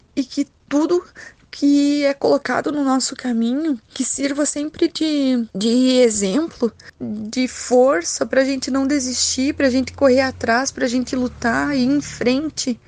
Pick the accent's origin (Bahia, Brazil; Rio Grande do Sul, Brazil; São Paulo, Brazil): Rio Grande do Sul, Brazil; Tunas; also born or lived in Segredo; sou natural de Linha Nossa Senhora Aparecida, Tunas